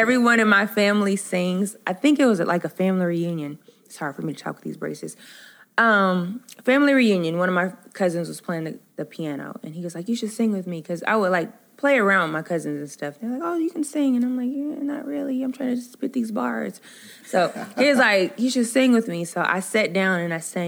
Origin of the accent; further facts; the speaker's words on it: Anderson, Indiana, United States; now in Atlanta, United States; I am from Anderson, Indiana